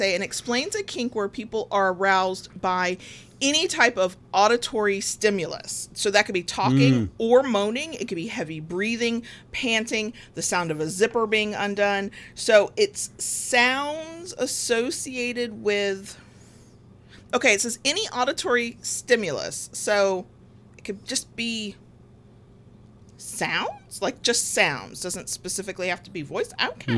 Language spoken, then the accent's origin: English; the South, United States; accent: Southern; I feel myself speaking with a thicker Southern accent